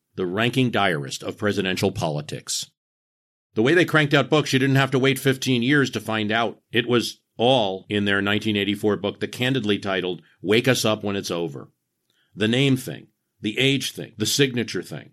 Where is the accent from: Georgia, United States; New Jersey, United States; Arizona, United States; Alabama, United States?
New Jersey, United States; I come from New Jersey